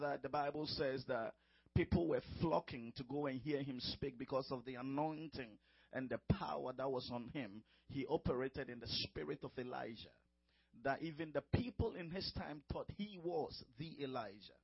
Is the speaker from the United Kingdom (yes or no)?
no; Ghana; moved away as an adult; now in United States; I'm from Ghana, from West Africa.